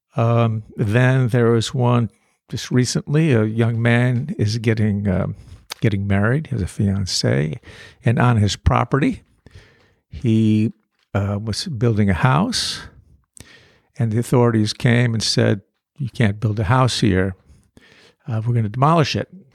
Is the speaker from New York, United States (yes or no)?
no; North Bennington, Vermont, United States; I'm from North Bennington